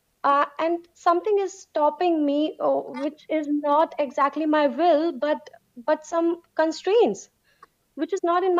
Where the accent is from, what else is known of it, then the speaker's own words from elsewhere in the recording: India; I'm from India